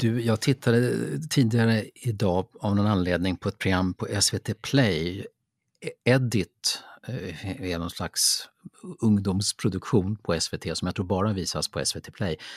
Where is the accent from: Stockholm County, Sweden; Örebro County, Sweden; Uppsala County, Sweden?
Stockholm County, Sweden; Lidingö; jag är uppvuxen på Lidingö